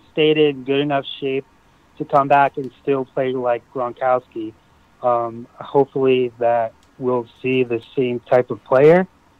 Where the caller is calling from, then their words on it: Florida, United States; from the Treasure Coast.